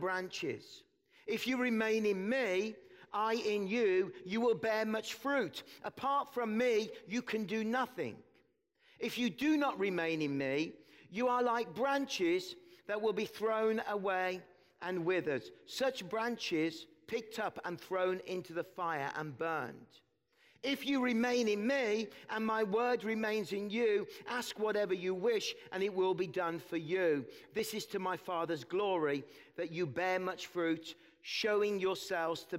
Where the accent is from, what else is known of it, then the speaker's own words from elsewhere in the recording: Birmingham, West Midlands, United Kingdom; moved away as an adult; now in Kelowna, Canada; We moved from England. We come from the Midlands, from Birmingham. If you watch that terrible show, Peaky Blinders, that's where I'm from